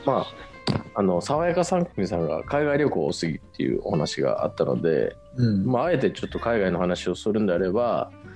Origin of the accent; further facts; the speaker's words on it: Saitama, Japan; 俺ら田舎出身だからさ